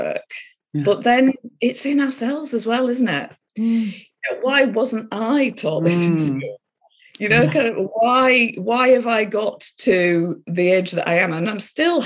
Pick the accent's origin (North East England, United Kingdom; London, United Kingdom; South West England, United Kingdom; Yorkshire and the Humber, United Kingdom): Yorkshire and the Humber, United Kingdom; I grew up in Yorkshire, north of England.